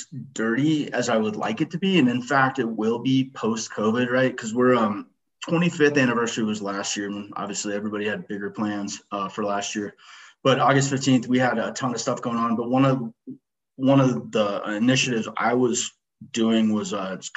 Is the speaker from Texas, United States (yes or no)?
no; Littleton, Colorado, United States; I born and raised in Littleton, Colorado.